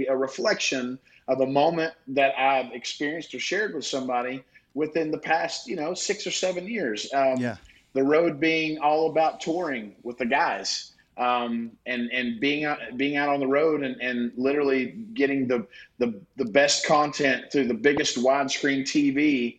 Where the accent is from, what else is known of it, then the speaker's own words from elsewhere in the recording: the South, United States; But then I really go back to a lot of my favorite things growing up in the South, working on a farm